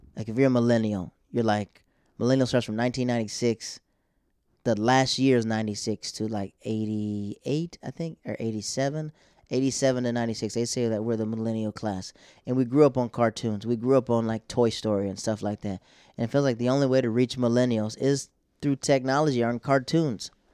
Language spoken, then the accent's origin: English; Tampa, Florida, United States; now in New York, United States; I go back home to Tampa